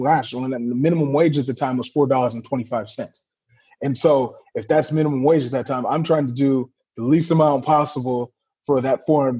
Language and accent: English; Atwater, California, United States; also born or lived in San Diego, California; I grew up in Atwater, California, which is a small town in kind of the Central Valley, off Highway 99, kind of north of, in between Fresno and Stockton, California.